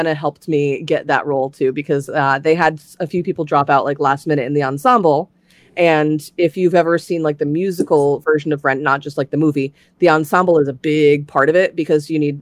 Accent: Tampa, Florida, United States; moved away as an adult; now in Connecticut, United States; I was born and raised in Florida. And I lived in like the Tampa area

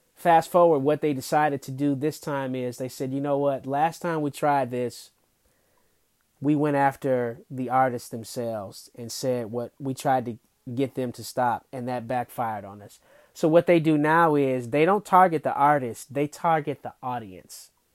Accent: Detroit, Michigan, United States; Detroit, my hometown

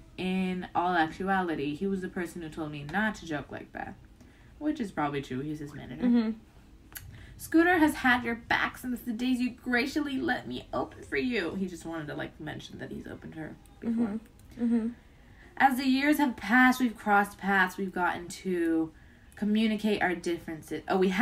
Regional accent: Canada; I have to be honest, though. I'm Canadian. I have to be honest, right?

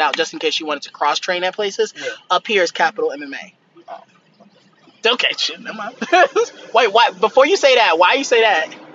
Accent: United States; I'm American and I'm doing okay in America

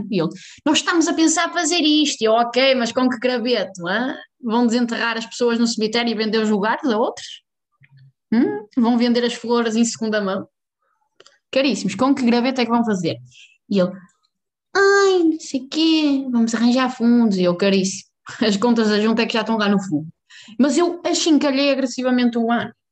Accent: Portugal; há um fenómeno neste momento em Portugal que é eleições. {S1} Ah, ainda falamos disso. {S0} E então, na minha terrinha, que eu não vou pronunciar o nome

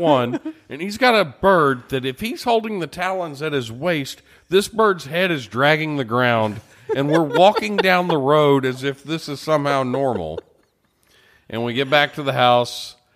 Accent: Beaumont, Texas, United States; I grew up in Beaumont, Texas

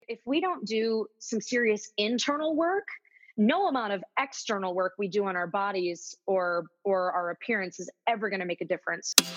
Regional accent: Visalia, California, United States; also born or lived in Ventura, California; where I grew up and where I'm where I'm really from, I suppose, is a little town in Central California called Visalia

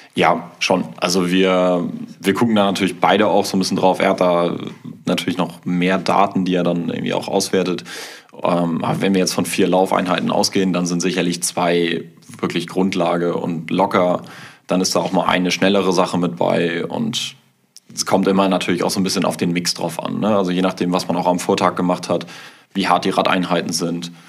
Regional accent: Kiel, Schleswig-Holstein, Germany; ich komme aus Kiel

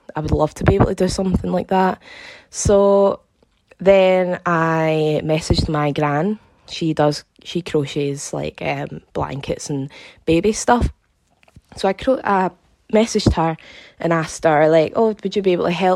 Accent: Glasgow, Scotland, United Kingdom; I'm from Glasgow in Scotland.

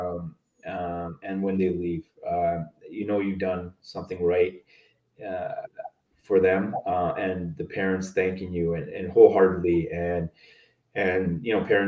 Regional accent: Sparwood, British Columbia, Canada; moved away; also born or lived in Edmonton; growing up in Sparwood, there was a lot of reserves nearby

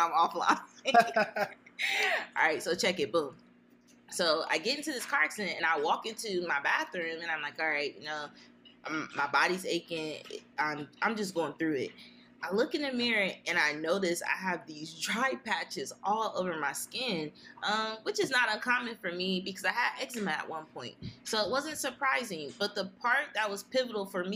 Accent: Columbus, Ohio, United States; I'm an Eastside baby. So I grew up in the Poindexter, Mount Vernon, Eastside area

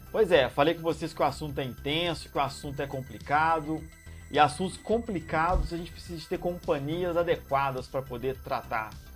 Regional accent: Juiz de Fora, Minas Gerais, Brazil; moved away; da minha terra natal, Juiz de Fora

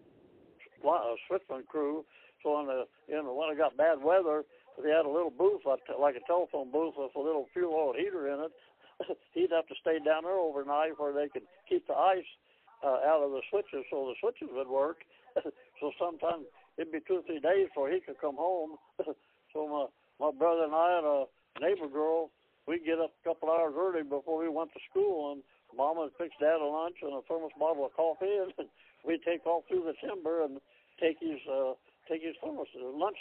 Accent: United States; also born or lived in Hiawatha, Kansas; I was born in Hiawatha, Kansas. When I was three, I moved to Walden, just outside of Kansas City.

